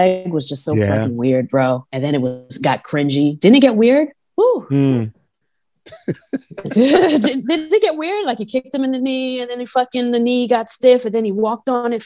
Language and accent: English; New York suburbs, United States; accent: New York; we grew up in the burbs